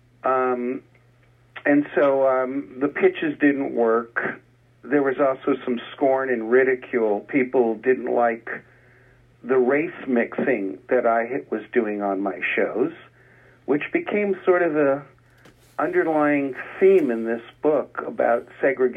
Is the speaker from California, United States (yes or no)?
yes; Los Angeles, California, United States; also born or lived in Culver City / West Hollywood; I come from Los Angeles, including the first, like, 8 years of my life in downtown Los Angeles in Crenshaw Village